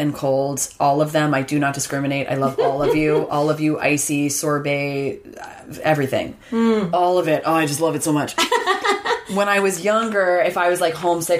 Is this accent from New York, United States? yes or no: yes; Ithaca, New York, United States; It was really kind of everywhere in my hometown of hippy dippy Ithaca, New York